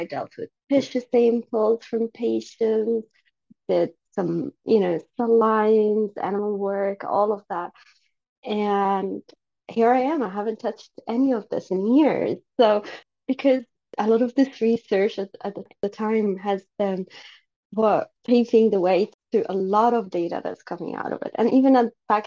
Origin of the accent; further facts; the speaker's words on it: Sweden; moved away as an adult; I come from an Egyptian background. I grew up in Sweden